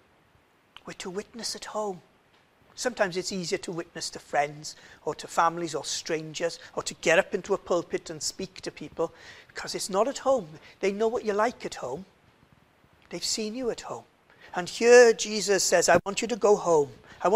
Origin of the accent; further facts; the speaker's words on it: Swansea, Wales, United Kingdom; moved away as an adult; now in Cardiff, United Kingdom; I'm from Swansea.